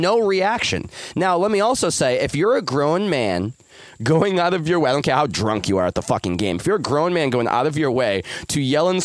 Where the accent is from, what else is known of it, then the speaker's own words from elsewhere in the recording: Boston, Massachusetts, United States; I'm from Boston